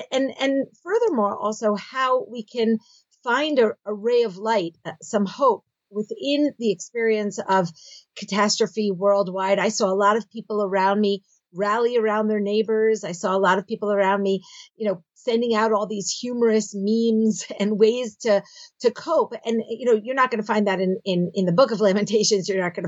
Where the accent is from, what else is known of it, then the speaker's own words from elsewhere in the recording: Philadelphia, Pennsylvania, United States; moved away as an adult; now in Israel; Okay, so I grew up in Philadelphia, and I did my first degree at Stern College, which is the women's division of Yeshiva University. I then made Aliyah. I moved to Israel, and I did my subsequent degrees at Bar-Ilan University.